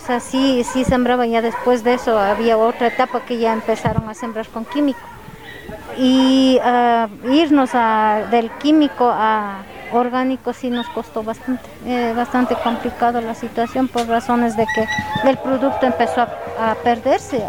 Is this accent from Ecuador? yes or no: yes; Cajas, Imbabura, Ecuador; yo soy de mm, Imbabura, estoy en Trepichincha y Imbabura, soy de Cajas